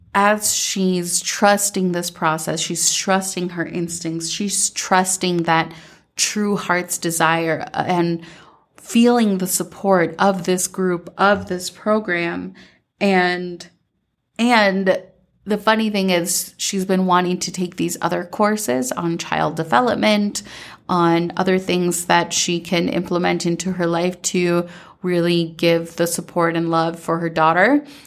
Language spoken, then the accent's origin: English; Minnesota, United States; growing up in Minnesota